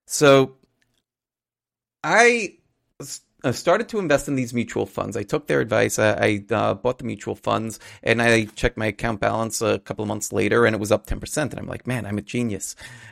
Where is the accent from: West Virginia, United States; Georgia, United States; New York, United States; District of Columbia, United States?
New York, United States; Astoria; I grew up in Astoria, Queens. I'm not sure if everybody doesn't know where that is. It's part of New York City. Queens is one of the boroughs in New York City.